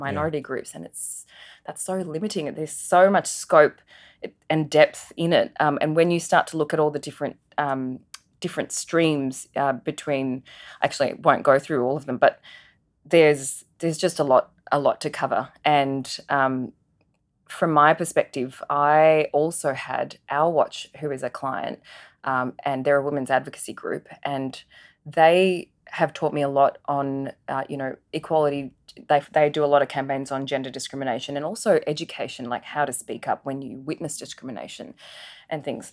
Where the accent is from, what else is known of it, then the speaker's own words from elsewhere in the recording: Adelaide, South Australia, Australia; also born or lived in Singapore; my family migrated from Singapore to Adelaide in nineteen ninety-one. I was one of only two Indian kids at our primary school